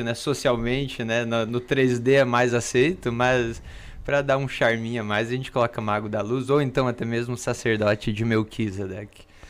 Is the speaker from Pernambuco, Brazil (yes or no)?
no; Pato Branco, Paraná, Brazil; eu sou lá de Pato Branco, no Paraná